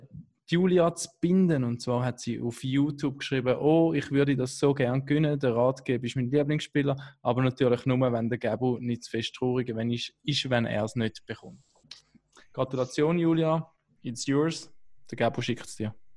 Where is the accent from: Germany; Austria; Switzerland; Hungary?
Switzerland; als Schweizer